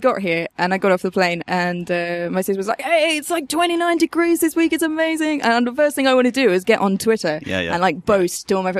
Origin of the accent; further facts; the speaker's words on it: United Kingdom; I'm British.